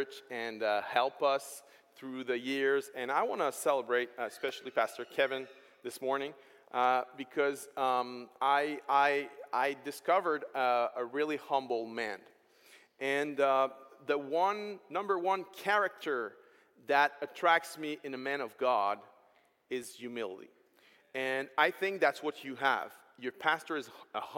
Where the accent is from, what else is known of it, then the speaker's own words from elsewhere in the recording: Quebec, Canada; accent: French; first language French; English is a second language; I'm French, so English is second language for me